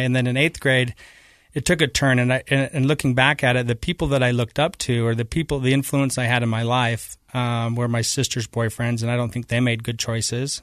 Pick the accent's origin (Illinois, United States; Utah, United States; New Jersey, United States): Utah, United States; Taylorsville; also born or lived in Kearns, Utah; I grew up in Taylorsville, Utah. in Kearns